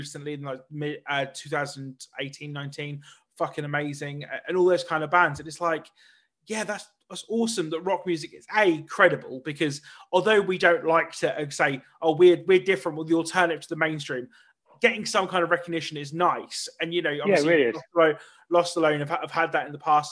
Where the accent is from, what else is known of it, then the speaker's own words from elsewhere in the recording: Norwich, East of England, United Kingdom; I'm from Norwich, and I'm massively proud